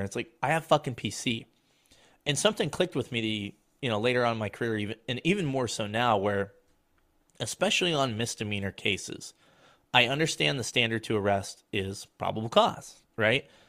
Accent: Colorado, United States; grew up in Colorado

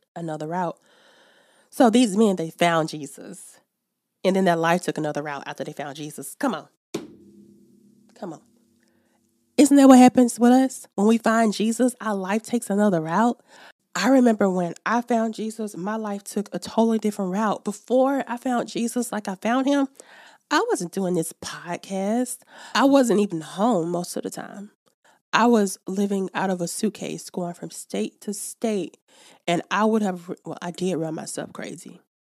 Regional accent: Alabama, United States; in Alabama, my hometown

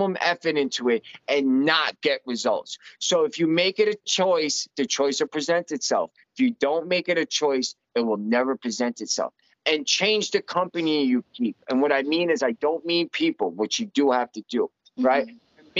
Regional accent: New York, United States; moved away as an adult; I'm from New York

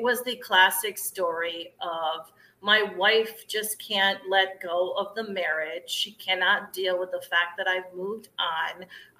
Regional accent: Ohio, United States; moved away as an adult; also born or lived in upstate New York; now in Chicago, United States; I'm a Midwestern girl, so I'm originally from Ohio and then came to upstate New York to go to college and settled back in the Midwest

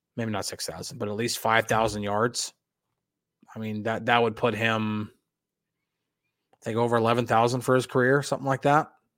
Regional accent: Northern New Jersey, United States; moved away; also born or lived in Hackettstown, New Jersey / Boonton, New Jersey / Pittsburgh area; I grew up in Northern New Jersey.

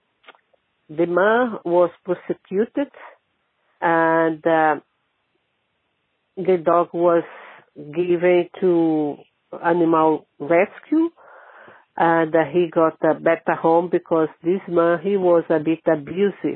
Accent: Brazil; now in Ireland; I'm not Irish. I'm Brazilian, but I live here in Ireland.

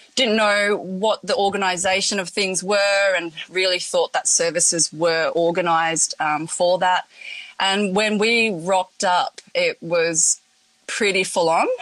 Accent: Melbourne, Victoria, Australia; also born or lived in Hong Kong / Coffs Harbour; now in Northern Rivers, Australia; originally, I was born in Hong Kong and then moved over to Australia, Melbourne, been there for most of my life.

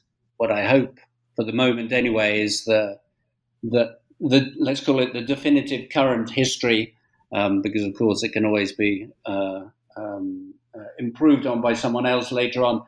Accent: United Kingdom; moved away as an adult; now in Spain; I'm British born, as I'm sure your listeners will tell from my accent, but I'm also a Spanish national, and I've spent the last 30 years here in Spain

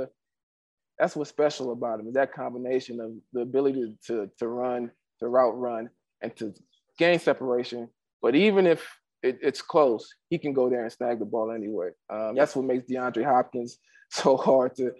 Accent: Nigeria; I'm a Nigerian player

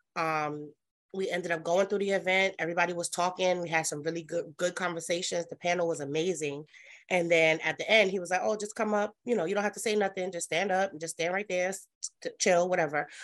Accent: New York City, New York, United States; I am from Brooklyn, New York. Um, that's where I was born and raised

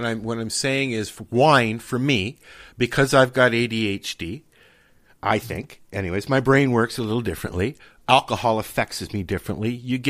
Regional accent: Toronto, Ontario, Canada; I grew up in Toronto. I'm 57 this year. And I grew up in Toronto in Yorkville, which was a mecca for hippies and stuff like that in Toronto, right at Yonge Street.

